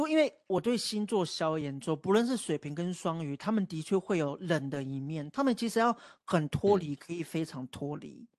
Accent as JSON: {"language": "Chinese", "country": "Taiwan", "tie": "born or raised there", "said": "我爸妈都嗯。是泰雅族，可是我生在台湾，可是我泰雅族里面，我有一些我自己本身文化不懂的地方"}